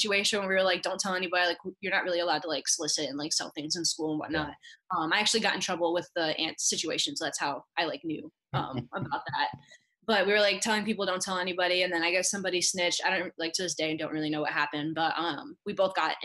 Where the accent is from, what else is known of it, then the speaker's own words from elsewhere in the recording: South Florida, United States; I'm from Florida, South Florida